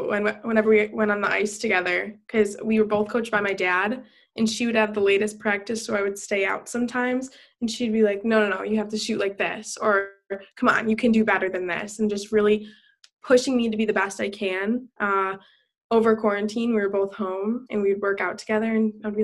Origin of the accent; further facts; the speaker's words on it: Buffalo, New York, United States; moved away; I am from Buffalo. But Buffalo will always be in my heart.